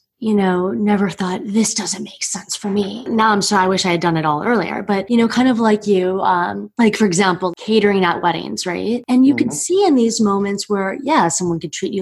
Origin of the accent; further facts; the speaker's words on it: Miami, Florida, United States; I'm from Miami